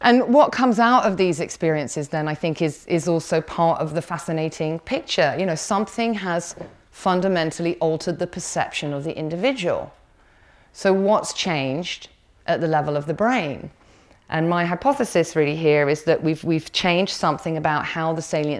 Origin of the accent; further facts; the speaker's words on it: Somerset, South West England, United Kingdom; I was born in Somerset